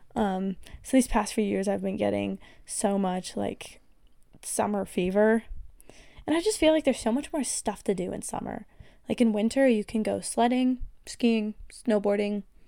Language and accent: English; Colorado, United States; I'm from Colorado. It's a very, very outdoorsy, outdoorsy state